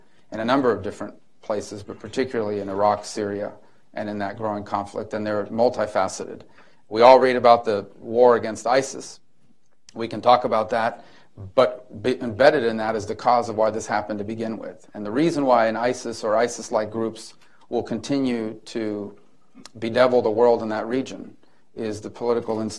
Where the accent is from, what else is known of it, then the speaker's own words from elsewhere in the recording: Miami, Florida, United States; I grew up in Miami